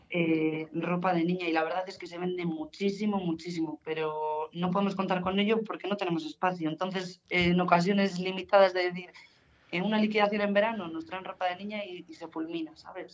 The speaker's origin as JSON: {"language": "Spanish", "town": "Guardo", "region": "Castile and León", "country": "Spain", "also_born_or_lived": "Palencia", "said": "soy de Guardo"}